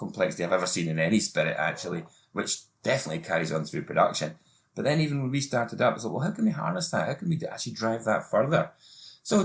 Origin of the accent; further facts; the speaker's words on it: Tobermory, Scotland, United Kingdom; I started off in my hometown of Tobermory in the west coast of Scotland, in the Isle of Mull